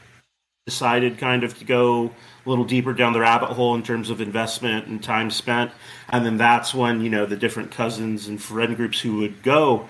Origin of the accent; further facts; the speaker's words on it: Corona, California, United States; I grew up in Corona, which is right next to Chino